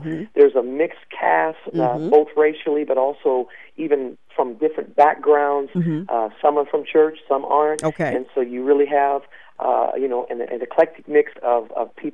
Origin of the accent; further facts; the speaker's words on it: Maine, United States; moved away; I'm from Maine, and I was down in Texas